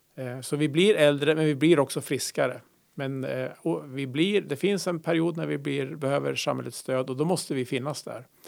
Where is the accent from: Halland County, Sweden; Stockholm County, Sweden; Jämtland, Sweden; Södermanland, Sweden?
Södermanland, Sweden; Malmköping; moved away as an adult; also born or lived in Umeå / Pajala / Orsa, Dalarna; Sörmland, Malmköping, eh, hjärtat av Sörmland tre mil söder om Eskilstuna.